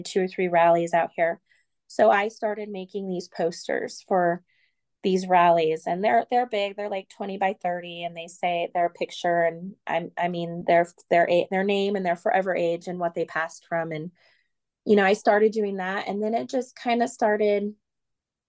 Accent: California, United States; moved away as an adult; now in Oklahoma, United States; I'm from California

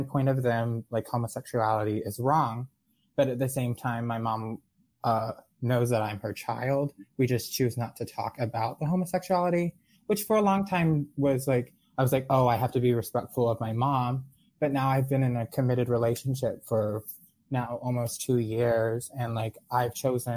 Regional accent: Jacksonville, Florida, United States; also born or lived in South Carolina / Texas; I'm actually born and raised in Jacksonville, Florida

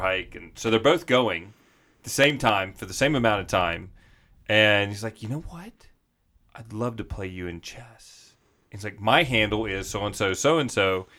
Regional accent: the South, United States; moved away; also born or lived in Arizona; I grew up in the South

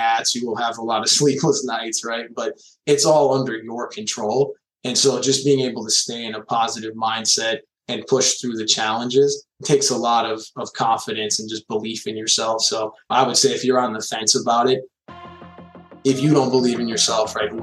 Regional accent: Chicago, Illinois, United States; I'm a kid from Chicago and just grew up in an IT family

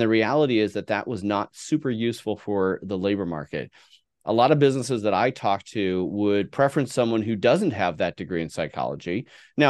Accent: San Francisco Bay Area, California, United States; Yeah. No. I grew up in the San Francisco Bay Area.

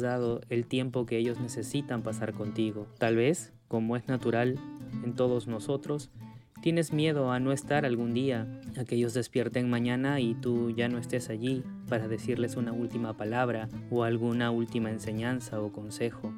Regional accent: Peru; soy de Perú

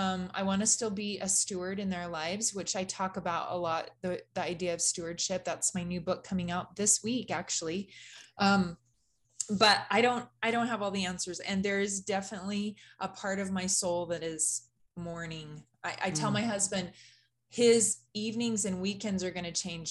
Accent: California, United States; moved away as an adult; also born or lived in Idaho; I grew up in California

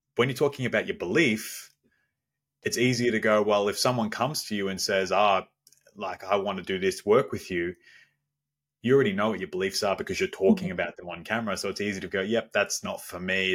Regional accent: Melbourne, Victoria, Australia; I'm from down under around Melbourne in Australia

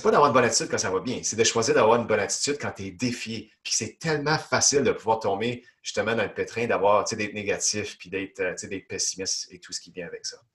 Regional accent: Ontario, Canada; moved away as an adult; now in Quebec, Canada; J'habite au Québec depuis des années, mais originalement, moi, je viens d'Ontario, puis je suis fièrement québécois depuis plus d'une douzaine d'années

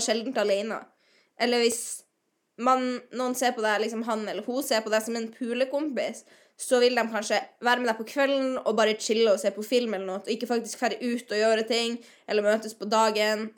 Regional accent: Northern Norway, Norway; moved away as an adult; Jeg er fra Nord-Norge, som du kan høre

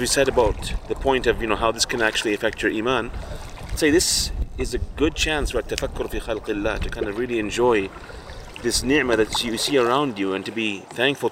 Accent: Fort McMurray, Alberta, Canada; Living where we live, you know, I'm from Fort Mac

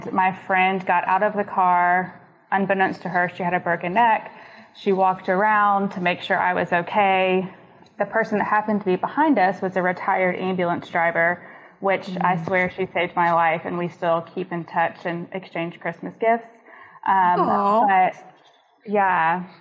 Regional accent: Nashville, Tennessee, United States; moved away as an adult; also born or lived in Starkville, Mississippi; I'm originally from Nashville, and I went to college in Mississippi at Mississippi State

